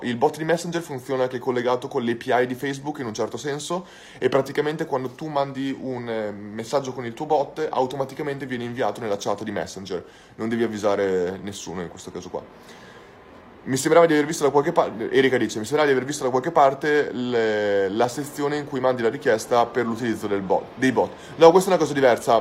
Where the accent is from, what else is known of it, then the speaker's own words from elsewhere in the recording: Santa Maria Maddalena, Veneto, Italy; also born or lived in Bologna; sono originario di Bologna, però sono cresciuto in Santa Maria Maddalena, in provincia di Rovigo